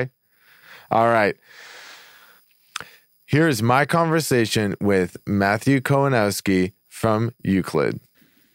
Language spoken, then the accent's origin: English; Canada; I grew up in Canada. I grew up with like, you know, snow like 4 or 5 months out of the year.